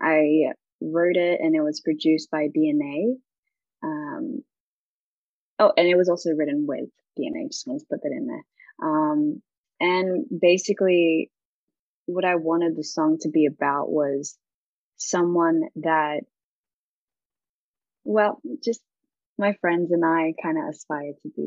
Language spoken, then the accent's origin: English; Australia; moved away; also born or lived in Philippines; I was born and raised in Australia, and then I moved to the Philippines for a bit. So I had to kind of, fix a little bit of my accent for people to understand me more in the Philippines.